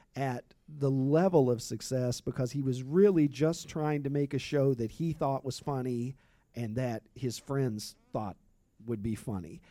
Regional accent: Kentucky, United States; I grew up in Kentucky

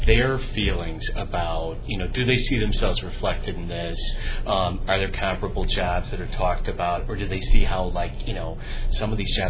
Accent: Illinois, United States; we sort of represent three different eras of growing up in Illinois. I'm going to say I'm the senior member

